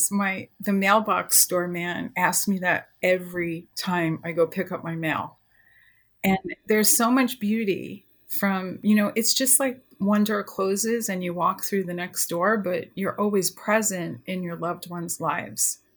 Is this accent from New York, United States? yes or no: yes; New York, United States; now in California, United States; I came to California from New York and I really loved horses.